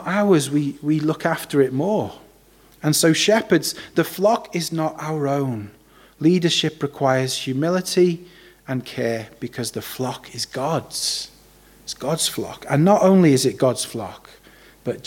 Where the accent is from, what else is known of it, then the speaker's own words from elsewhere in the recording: Wales, United Kingdom; As a Welshman, I'm used to sheep. We've got a lot of them in Wales